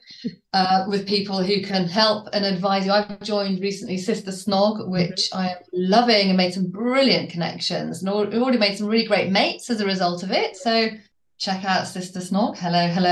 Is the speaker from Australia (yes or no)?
no; Worcester, West Midlands, United Kingdom; now in Colchester, United Kingdom; I live in Colchester, running my business from Colchester, and I'm from Worcester.